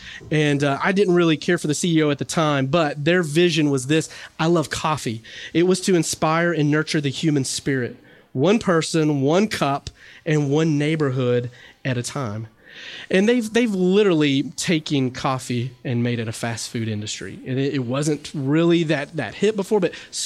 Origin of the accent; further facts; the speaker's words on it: the South, United States; I'm from the South